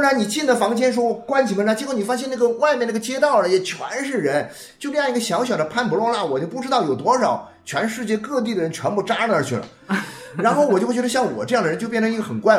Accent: China; 又由于我们中国人的这个文化里面

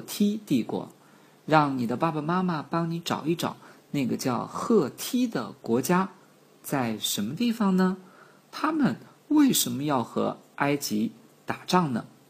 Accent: China; 我们几个来自于中国的朋友

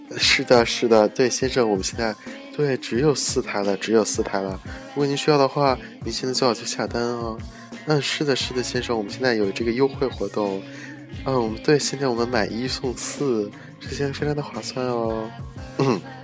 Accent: China; moved away; 作为一个中国人

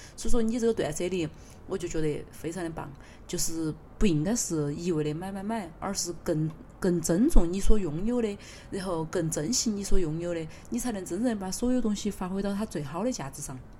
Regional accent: Sichuan, China; accent: Sichuanese; 尤其苏东坡还是还是我们四川人，然后那么对于我们四川人来说，肯定更是有别样情怀嘛

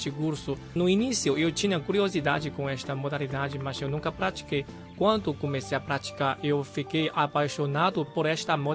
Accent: Macau; moved away as an adult; depois de me graduar da universidade e quando eu saí de Macau, ah, naquela época não tinha muitos centros de treinamento de esgrima.

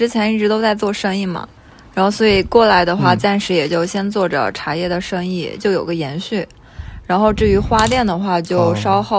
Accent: Pu'er, Yunnan, China; now in Hangzhou, China; 我来自普洱，然后现在呢刚来杭州，正在适应阶段。

